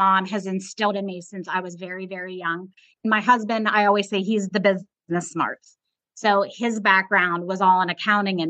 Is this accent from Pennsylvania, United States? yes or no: yes; Pittsburgh, Pennsylvania, United States; moved away as an adult; now in Myrtle Beach, United States; We're both from Pittsburgh.